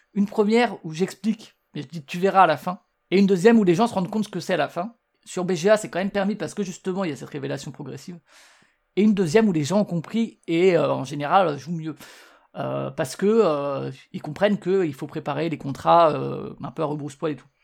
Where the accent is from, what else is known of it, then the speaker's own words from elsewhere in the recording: Strasbourg, Grand Est, France; je suis de Strasbourg